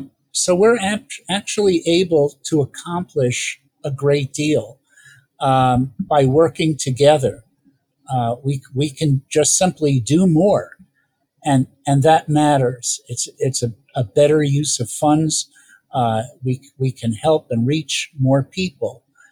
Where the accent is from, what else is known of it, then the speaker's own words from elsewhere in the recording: New York, United States; moved away; I'm originally from New York